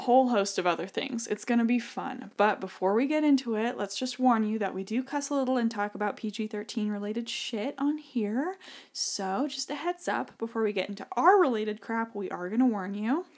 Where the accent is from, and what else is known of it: Idaho, United States; born or raised there; moved away; also born or lived in Connecticut